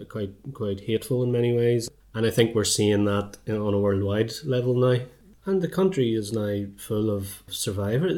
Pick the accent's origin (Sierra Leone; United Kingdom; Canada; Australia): United Kingdom; Belfast, Northern Ireland; moved away as an adult; now in Dublin, Ireland; as I was growing up in North Belfast